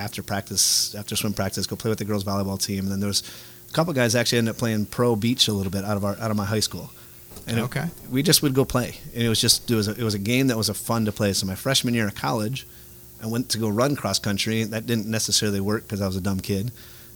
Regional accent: Detroit, Michigan, United States; moved away; I grew up in Detroit

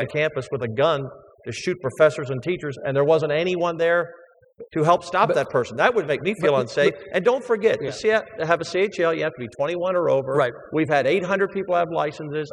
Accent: Baltimore, Maryland, United States; now in Texas, United States; growing up as a kid, I grew up in Baltimore

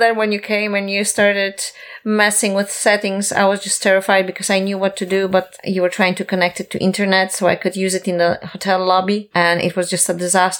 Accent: Poland; moved away as an adult; also born or lived in Cyprus; now in South Carolina, United States; I was born in Poland once.

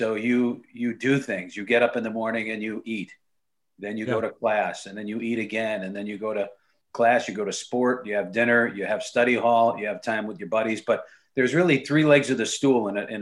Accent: Connecticut, United States; I grew up in Connecticut

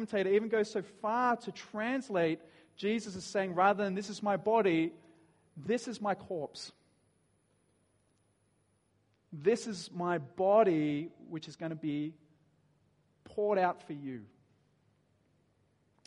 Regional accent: Dapto, New South Wales, Australia; I grew up in Dapto

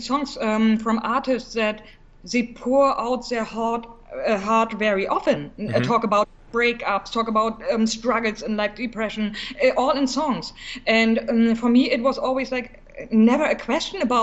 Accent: East Germany, Germany; English is a second language; also born or lived in Berlin; I'm from East Germany originally, mm-hmm. and I was very small

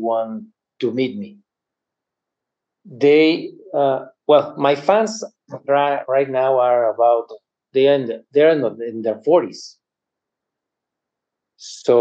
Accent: Mexico; I'm from Mexico

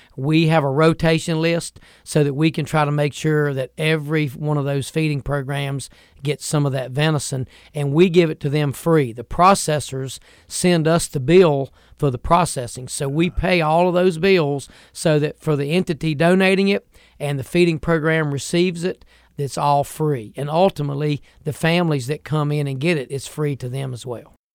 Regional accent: United States; I grew up in Franklin County, and we loved to fish and hunt up in that part of the woods.

